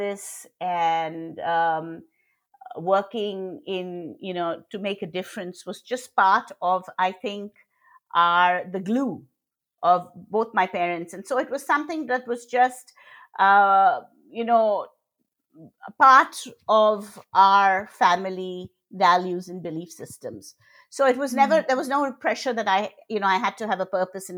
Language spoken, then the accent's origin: English; Kolkata, West Bengal, India; moved away; I was born in Calcutta. I'm originally from Calcutta and in India. And I grew up seeing inequities